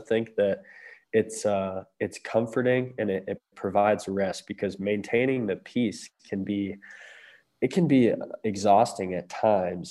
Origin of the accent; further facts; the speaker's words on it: Lancaster, Ohio, United States; home is Southeast Ohio. I grew up in Lancaster for most of my life